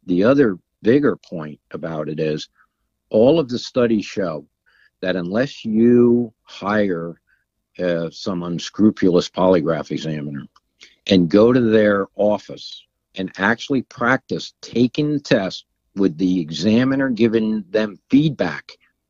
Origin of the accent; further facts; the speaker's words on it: United States; Sussex County.